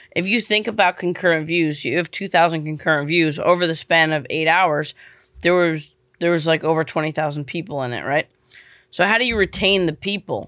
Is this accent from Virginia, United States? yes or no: no; New York, United States; moved away as an adult; also born or lived in Venice, Los Angeles; I'm from New York